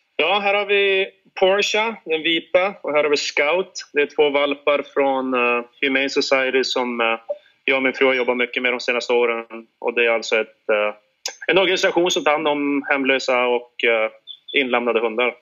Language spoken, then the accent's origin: Swedish; Sweden; moved away; vi längtar hem till våra familjer och vänner hemma i Vik